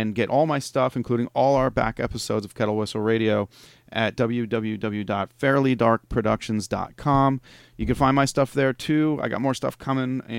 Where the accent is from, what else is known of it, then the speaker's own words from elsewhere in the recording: New York area, United States; I'm from the New York area